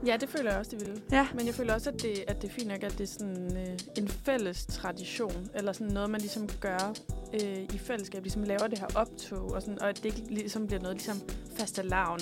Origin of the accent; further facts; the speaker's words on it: Esbjerg, Southern Denmark, Denmark; jeg er jo fra Esbjerg